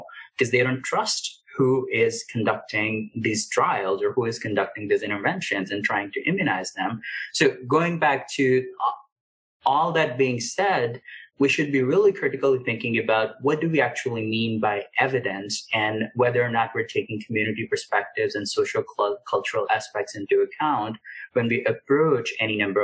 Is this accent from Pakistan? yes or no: yes; Pakistan; moved away; I grew up in Pakistan